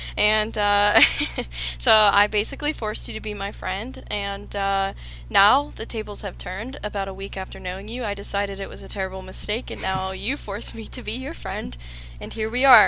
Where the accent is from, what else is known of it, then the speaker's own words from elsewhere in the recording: Latrobe, Pennsylvania, United States; moved away as an adult; now in Phoenix, United States; I grew up in Latrobe, Pennsylvania, tiny, tiny town, about an hour out of Pittsburgh. And I recently moved to Phoenix, Arizona